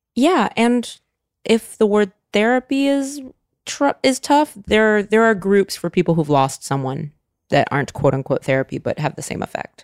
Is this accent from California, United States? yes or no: yes; California, United States; I grew up in California